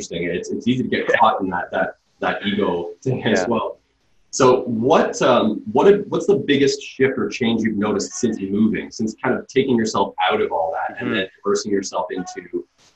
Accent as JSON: {"language": "English", "town": "Toronto", "region": "Ontario", "country": "Canada", "tie": "born or raised there", "said": "when I grew up, I grew up in Scarborough"}